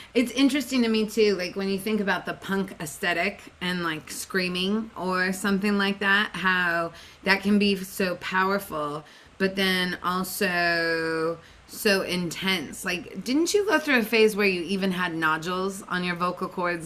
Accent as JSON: {"language": "English", "town": "Seattle", "region": "Washington", "country": "United States", "tie": "born or raised there", "said": "I grew up in Seattle"}